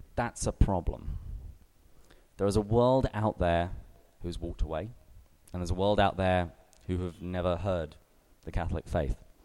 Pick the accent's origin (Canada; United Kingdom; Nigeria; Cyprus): United Kingdom; England; moved away as an adult; now in San Diego, United States; I am English